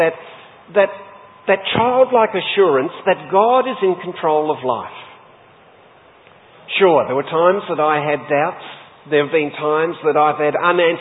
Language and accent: English; Sheffield, Tasmania, Australia; I was born and raised in Sheffield, Tasmania.